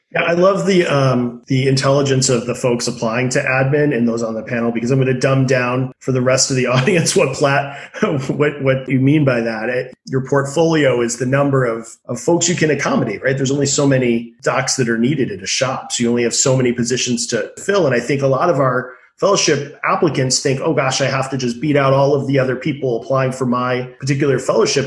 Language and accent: English; Massachusetts, United States; I grew up on the Mass Turnpike